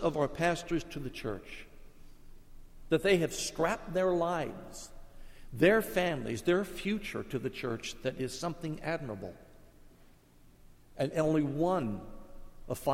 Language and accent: English; Columbus, Ohio, United States; In the little Catholic church I grew up in Columbus, Ohio